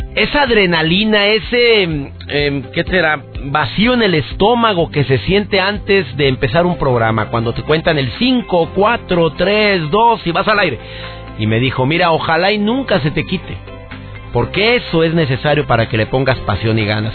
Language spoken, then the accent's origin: Spanish; Monterrey, Nuevo León, Mexico; conductor de televisión en Monterrey, en mi ciudad natal